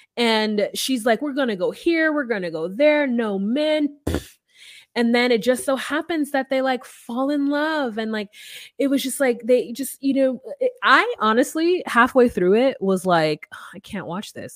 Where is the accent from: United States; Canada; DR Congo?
United States; as an American